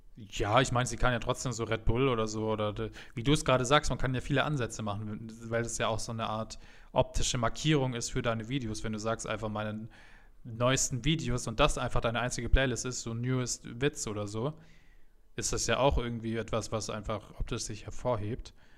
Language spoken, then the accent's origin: German; Munich, Bavaria, Germany; als Münchner